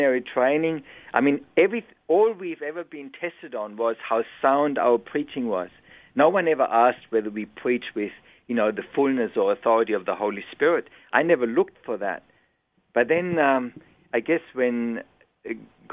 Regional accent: Germany; English is a second language; moved away as an adult; now in Australia; I was born and raised in Germany, came out when I was 20 years old

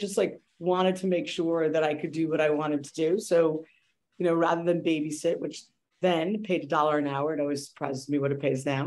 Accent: New York City, New York, United States; We grew up in the Bronx

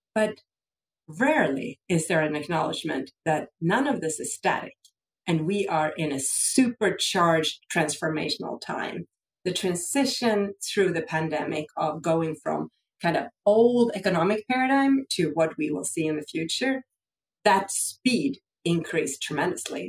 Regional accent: Sweden; I grew up in Sweden

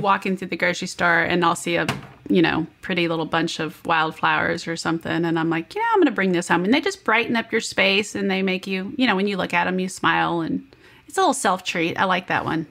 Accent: Kansas City, Kansas, United States; I'm from Kansas City, but I'm on the Kansas side.

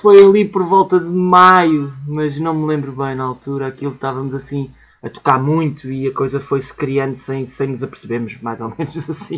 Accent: Portugal; somos portugueses, orgulhosamente portugueses

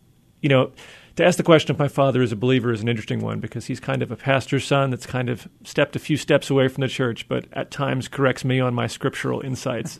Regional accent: New Jersey, United States; moved away as an adult; now in Seattle, United States; I'm a New Jersey native. That's where I'm from, born and raised.

